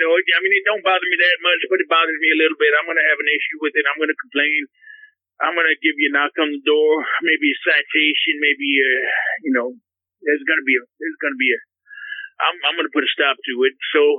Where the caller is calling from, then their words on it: Naples, Florida, United States; Yes, Benny. I'm calling from Naples, Florida.